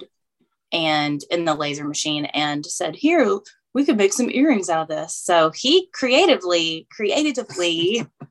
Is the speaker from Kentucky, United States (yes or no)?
yes; Louisville, Kentucky, United States; both born and raised in Kentucky and love the bluegrass state